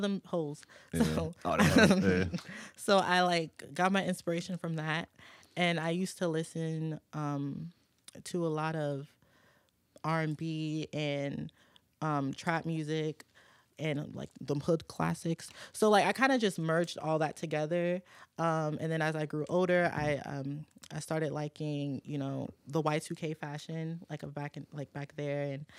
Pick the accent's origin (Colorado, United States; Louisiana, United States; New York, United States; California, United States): Louisiana, United States; New Orleans; born there; also born or lived in Michigan / Virginia; No, I was born in New Orleans, okay. And then I moved to Michigan, and then I moved to Virginia. I was in Fredericksburg, Stafford, Spotsy, and then I moved here.